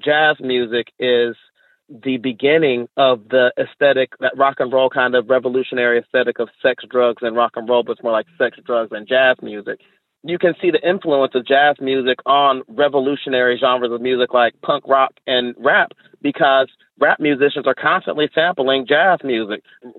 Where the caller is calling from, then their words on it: Chicago, Illinois, United States; I'm calling from Chicago.